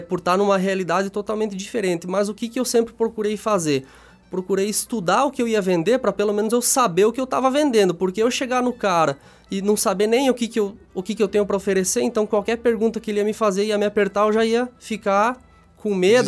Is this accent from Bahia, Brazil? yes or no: no; Xanxerê, Santa Catarina, Brazil; eu sou natural de Xanxerê, é uma cidade pertinho daqui, dá uns 40 quilômetros.